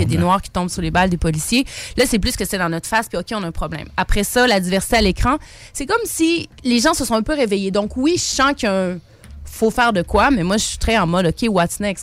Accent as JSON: {"language": "French", "town": "Quebec City", "region": "Quebec", "country": "Canada", "tie": "born or raised there", "said": "Mon père est sénégalais, ma mère est québécoise. J'ai grandi à Limoilou"}